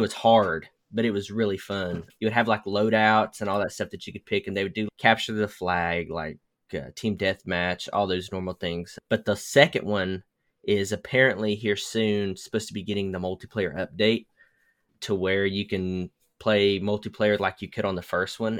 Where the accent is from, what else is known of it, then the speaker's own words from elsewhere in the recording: the South, United States; I was raised in the South